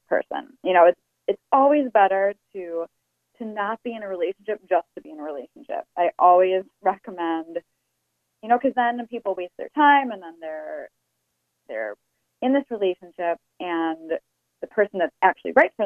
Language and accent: English; Chicago, Illinois, United States; moved away; I'm actually originally from Chicago